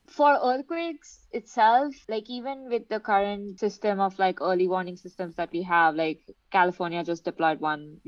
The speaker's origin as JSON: {"language": "English", "country": "India", "said": "I am from India, so I lived next to Himalayas"}